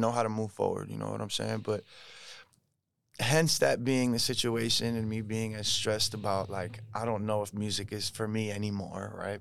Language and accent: English; New Jersey, United States; moved away as an adult; now in Los Angeles, United States; I grew up in New Jersey.